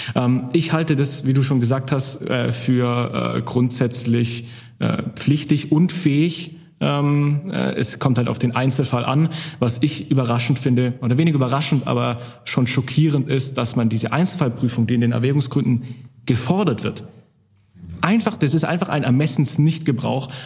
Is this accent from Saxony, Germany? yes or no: no; Swabia, Baden-Württemberg, Germany; ich komme aus dem Schwabeländle